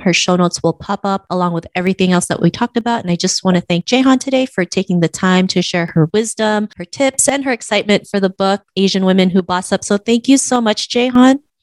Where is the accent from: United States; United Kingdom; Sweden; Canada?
Canada; growing up in Canada.